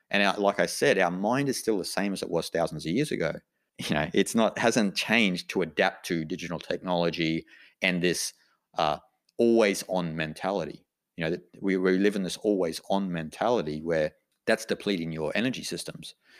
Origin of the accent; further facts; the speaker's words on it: Australia; I'm an Australian